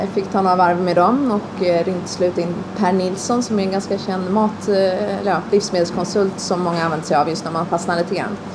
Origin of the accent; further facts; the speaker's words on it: Stockholm, Stockholm County, Sweden; also born or lived in United States / New York; now in Östergötland, Sweden; jag är uppvuxen i Stockholm och, eh, delvis i USA